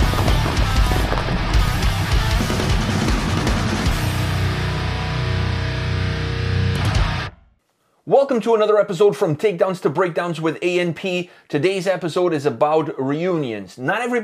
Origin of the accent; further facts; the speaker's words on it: Canada; we're Canadian